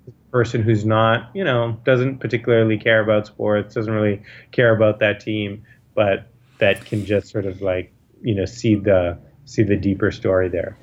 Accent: United States; growing up in America

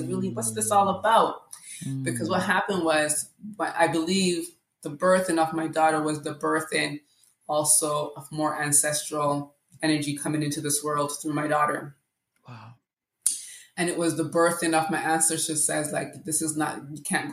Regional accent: Jamaica; also born or lived in Regent Park, Toronto, Canada; now in Canada; I grew up in Jamaica

